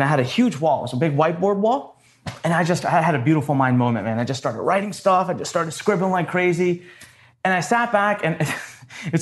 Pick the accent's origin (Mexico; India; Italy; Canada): India; Punjab; also born or lived in Gaithersburg, Maryland; now in Maryland, United States; I am originally from India